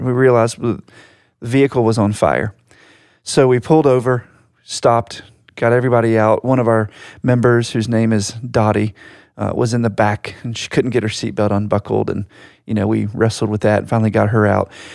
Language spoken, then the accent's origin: English; Virginia Beach, Virginia, United States; my hometown in Virginia Beach